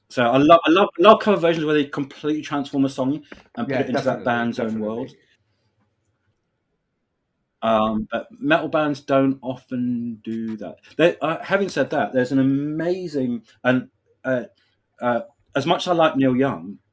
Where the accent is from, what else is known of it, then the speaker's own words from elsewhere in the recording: London, United Kingdom; being a Londoner